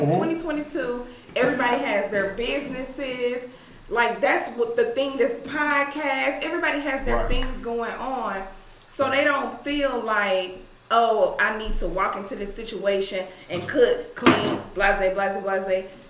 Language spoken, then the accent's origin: English; Shreveport, Louisiana, United States; And then my grandmother raised me as well. And I'm from the South. I'm from Louisiana.